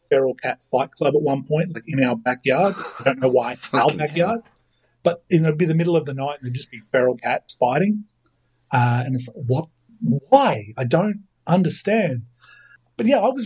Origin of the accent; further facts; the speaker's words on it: Lithgow, New South Wales, Australia; now in Sydney, Australia; I grew up in Lithgow, stayed there for 20 years